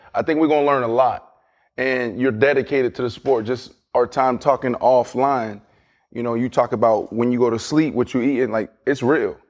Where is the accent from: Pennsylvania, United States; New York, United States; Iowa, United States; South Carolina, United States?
Pennsylvania, United States; Pittsburgh; I'm from Pittsburgh, Pennsylvania, blue collar, kinda same type of upbringing